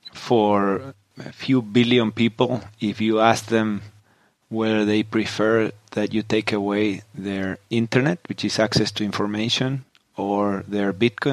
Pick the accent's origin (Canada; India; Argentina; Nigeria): Argentina; Patagonia; moved away; also born or lived in Silicon Valley; I grew up in Patagonia in southern Argentina